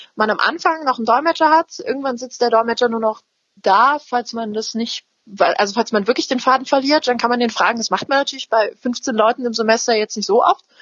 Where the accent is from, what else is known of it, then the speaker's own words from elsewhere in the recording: Lübben, Brandenburg, Germany; moved away; ich bin Spreewälderin, ganz ursprünglich